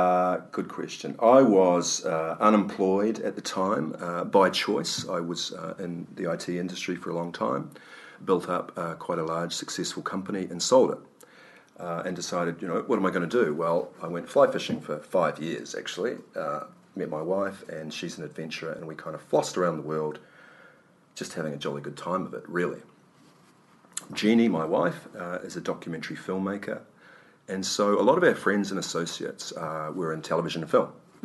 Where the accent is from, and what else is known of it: South Island, New Zealand; born or raised there